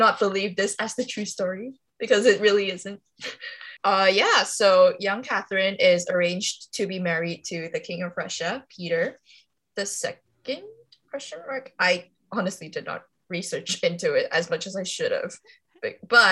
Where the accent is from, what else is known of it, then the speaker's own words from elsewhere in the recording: Kuala Lumpur, Malaysia; now in London, United Kingdom; from Kuala Lumpur, currently in London